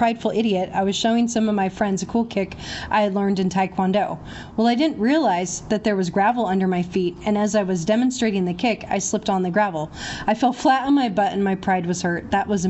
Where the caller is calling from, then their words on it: Bellevue, Washington, United States; I'm calling from Bellevue, Washington.